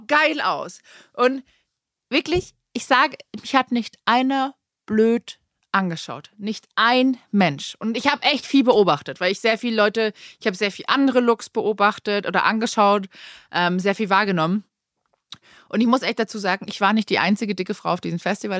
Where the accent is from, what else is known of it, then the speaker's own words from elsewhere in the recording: Germany; bei uns in Deutschland